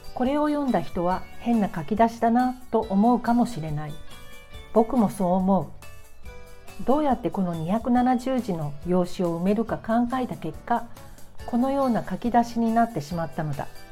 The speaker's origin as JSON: {"language": "Japanese", "region": "Tokyo", "country": "Japan", "moved": "yes", "lives_now": "Shonan, Japan", "said": "こちとら3代続いた江戸っ子で東急池上線最高という現在は湘南に住んでいる"}